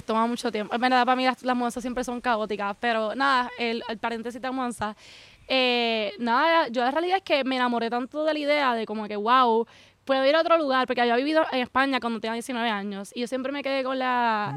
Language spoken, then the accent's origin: Spanish; Puerto Rico; moved away as an adult; now in Sweden; yo nací y crecí toda mi vida en Puerto Rico